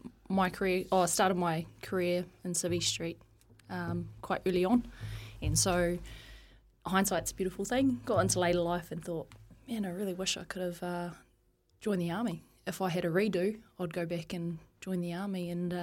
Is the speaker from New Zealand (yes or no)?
yes; Taihape, Manawatū-Whanganui, New Zealand; also born or lived in Palmerston North; Grew up in a small town called Taihape.